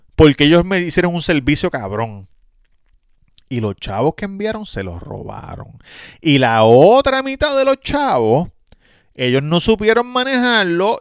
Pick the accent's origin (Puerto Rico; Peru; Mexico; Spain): Puerto Rico; Nosotros los puertorriqueños somos parte de Estados Unidos